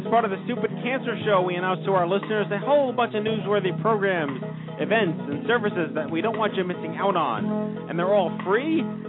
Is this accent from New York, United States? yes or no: yes; New York City, New York, United States; I grew up on Staten Island. We have the Staten Island Mall.